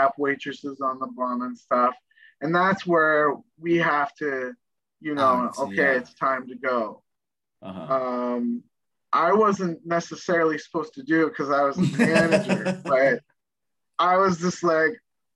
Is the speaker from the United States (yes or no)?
no; Nova Scotia, Canada; I'm from Nova Scotia. And we're all good old boys down there